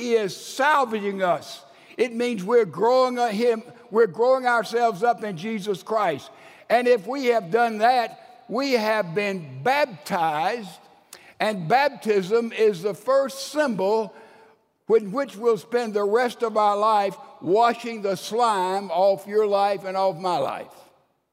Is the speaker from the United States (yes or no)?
yes; Laurel, Mississippi, United States; also born or lived in Alabama / Wake Forest, North Carolina; I was born in the Laurel General Hospital